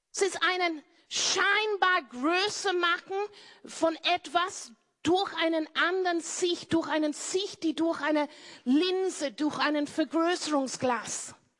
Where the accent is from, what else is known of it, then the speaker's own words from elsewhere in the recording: Cornwall, South West England, United Kingdom; German is a second language; moved away as an adult; now in Austria; zu meiner Family, Family zurückgegangen in Cornwall in Großbritannien, wo meine Eltern Bauern sind. Ich bin eine Bauerntochter.